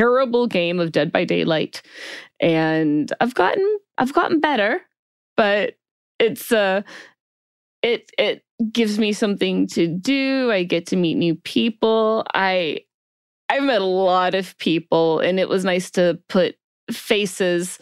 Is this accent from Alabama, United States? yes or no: yes; Alabama, United States; moved away as an adult; now in California, United States; I'm originally from Alabama. I transplanted to California some couple of decades ago